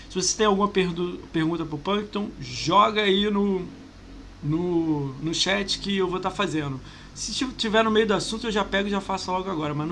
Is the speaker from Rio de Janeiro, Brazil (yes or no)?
yes; Rio de Janeiro, Brazil; Mas a gente é do Rio